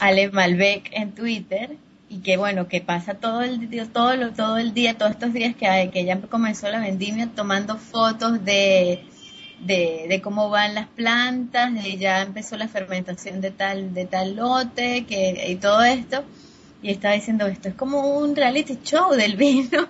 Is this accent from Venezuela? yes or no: yes; Mérida, Venezuela; moved away as an adult; also born or lived in Caracas, Venezuela; trabajando en restaurantes en Mérida, que es el, el la ciudad donde yo, donde yo nací